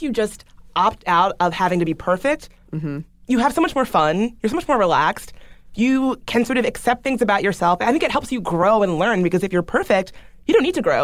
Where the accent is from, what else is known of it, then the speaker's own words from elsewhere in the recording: the South, United States; I grew up in the South